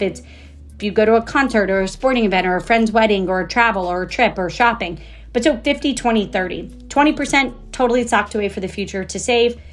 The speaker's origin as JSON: {"language": "English", "town": "Jacksonville", "region": "Florida", "country": "United States", "tie": "born or raised there", "also_born_or_lived": "Kentucky", "said": "I was born in Kentucky. I grew up in Jacksonville, Florida"}